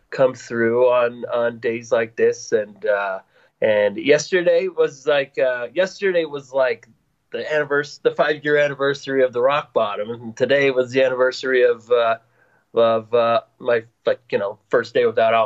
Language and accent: English; Bozeman, Montana, United States; moved away as an adult; I was born and raised in Bozeman, Montana